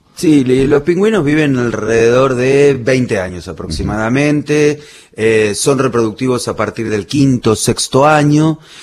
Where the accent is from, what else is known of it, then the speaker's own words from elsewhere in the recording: Bernal, Buenos Aires Province, Argentina; also born or lived in Berazategui / Hudson; now in Plátanos, Argentina; yo nací y me crié en Bernal, partido de Quilmes